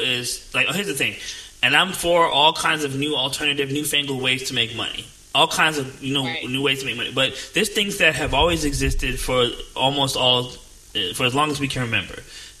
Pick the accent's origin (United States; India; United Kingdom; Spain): United States; New Jersey; now in Atlanta, United States; I'm from New Jersey